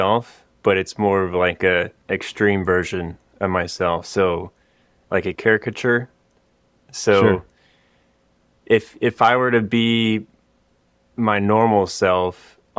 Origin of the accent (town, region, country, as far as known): Austin, Texas, United States; born or raised there